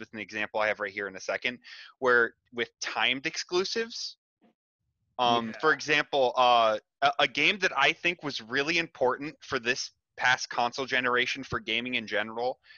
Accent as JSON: {"language": "English", "country": "United States", "said": "as an American"}